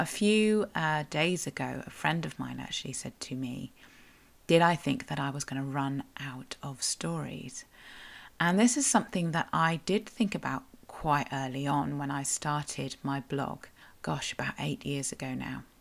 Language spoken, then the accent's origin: English; Cornwall, South West England, United Kingdom; I'm a Cornish writer, blogger